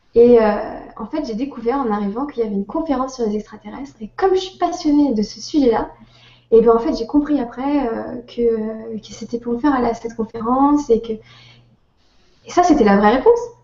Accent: France; accent: French; vous êtes française euh, Parce qu'il entend mon accent

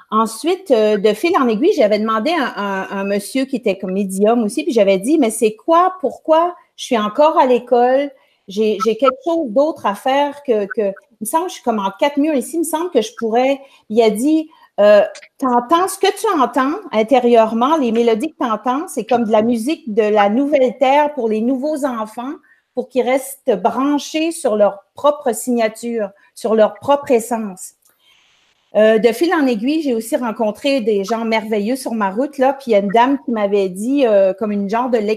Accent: Quebec, Canada; Je suis au Nouveau-Brunswick, la province juste à côté du Québec, mais je viens du Québec.

